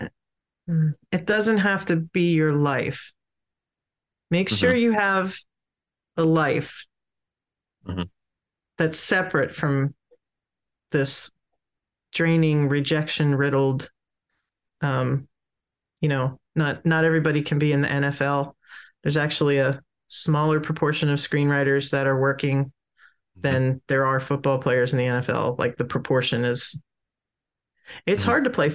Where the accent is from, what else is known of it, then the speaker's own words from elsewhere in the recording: Pennsylvania, United States; now in Tidewater, Virginia, United States; I'm originally from Pennsylvania, but I live in Tidewater, Virginia now